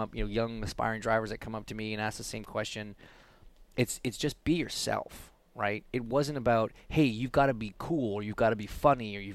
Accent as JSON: {"language": "English", "country": "Canada", "said": "as a Canadian"}